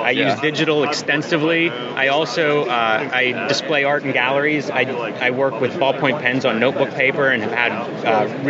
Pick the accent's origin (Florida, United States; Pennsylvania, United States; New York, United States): Pennsylvania, United States; Pittsburgh; I'm from Pittsburgh.